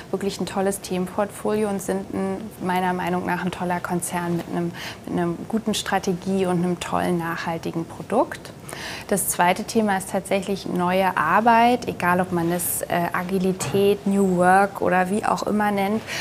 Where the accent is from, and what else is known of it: Nuremberg, Bavaria, Germany